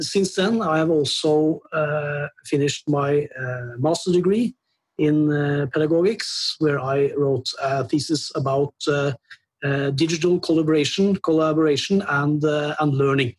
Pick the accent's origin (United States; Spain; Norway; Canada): Norway; I'm from Norway and I'm 47 years old